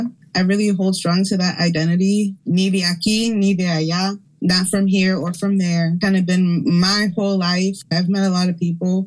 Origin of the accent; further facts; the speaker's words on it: Camden, New Jersey, United States; born there; also born or lived in Philadelphia, United States / Orlando, United States; I was born in Camden. I've lived my life mostly between here in Philly, Lenape Hawking area, or down in Florida, in Orlando, and like a mostly Boricua and diaspora community. And now I'm raising my children here in Philly.